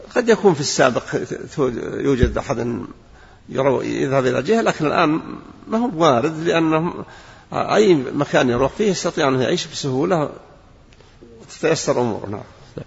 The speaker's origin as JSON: {"language": "Arabic", "country": "Saudi Arabia", "said": "بلادنا المملكة العربية السعودية"}